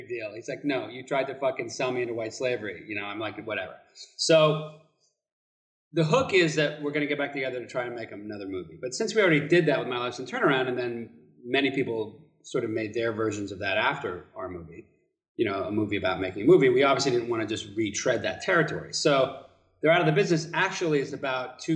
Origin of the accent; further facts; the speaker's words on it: New York, United States; being a New Yorker